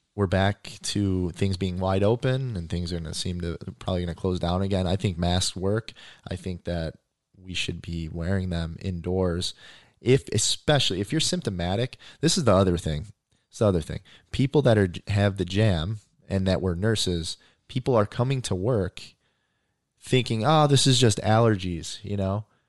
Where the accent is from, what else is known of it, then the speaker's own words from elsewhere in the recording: Indiana, United States; I grew up in Indiana